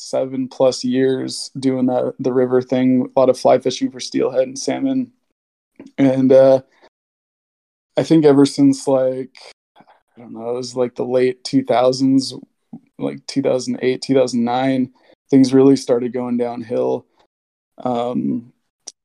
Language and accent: English; Washington, United States; I'm from Washington State. Grew up here my entire life.